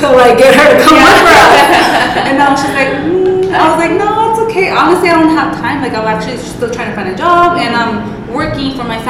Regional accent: Los Angeles, California, United States; I am from East LA.

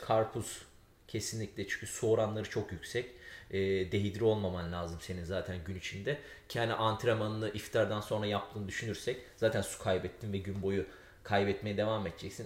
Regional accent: Aegean Region, Turkey; Biz Ege'liyiz çünkü bizim evde çok zeytinyağlı olur

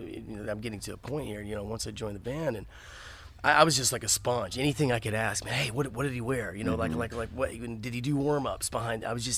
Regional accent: Texas, United States; You know, I'm from Texas, so I love heavy, hard shit, you know.

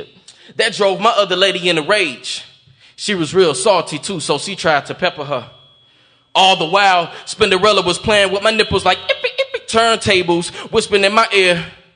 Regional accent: Atlanta, Georgia, United States; moved away; also born or lived in Greenville County, South Carolina; I'm from Atlanta, Georgia, man, by way of Greenville County

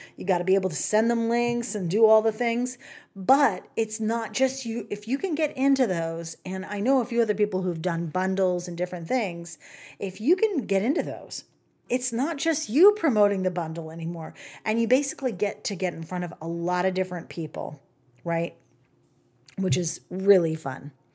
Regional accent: the South, United States; I'm from the South. I get to say y'all.

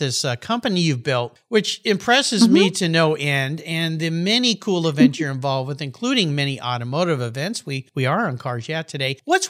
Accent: San Diego, California, United States; Today, I'm back in my hometown of beautiful, sunny San Diego, California.

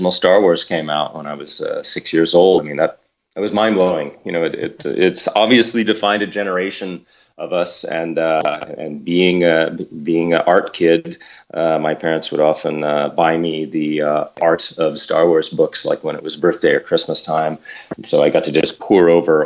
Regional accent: Los Angeles, California, United States; I grew up here in Los Angeles

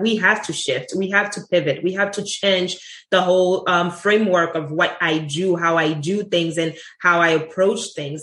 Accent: Haiti; moved away as an adult; also born or lived in Sint Maarten; now in United States; I grew up in, ha- in Haiti. I wasn't born in Haiti. I was born in St. Martin um, in the Dutch side and grew up in Haiti at the age of six months and left Haiti when I was 18

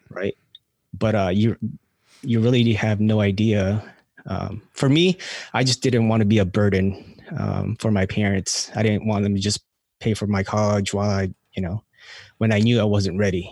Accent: California, United States; also born or lived in Philippines; now in North Carolina, United States; grew up in California.

